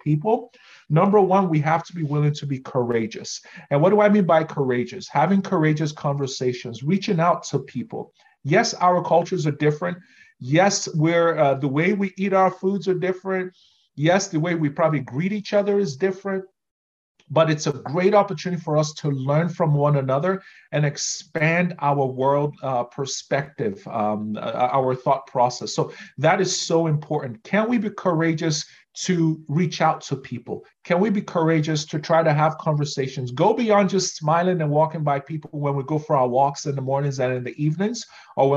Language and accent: English; Nigeria; moved away as an adult; now in Canada; Nigerians are very direct, too direct in our conversation style